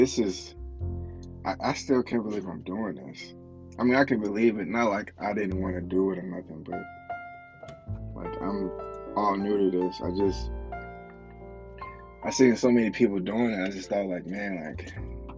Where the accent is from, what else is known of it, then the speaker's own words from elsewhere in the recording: Bradley, Illinois, United States; I'm from Bradley, Illinois.